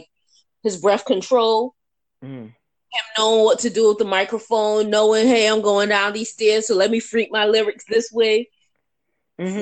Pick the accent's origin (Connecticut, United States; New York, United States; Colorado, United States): New York, United States; New York City; I'm from the Bronx, which is very close to Westchester.